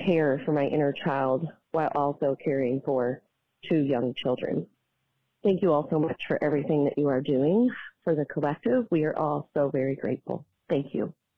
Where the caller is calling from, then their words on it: Denver, Colorado, United States; I'm calling from Denver, Colorado